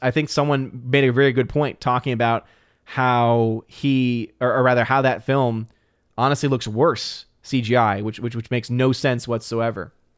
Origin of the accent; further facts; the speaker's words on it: New Orleans, Louisiana, United States; moved away as an adult; now in Chattanooga, United States; I'm originally from New Orleans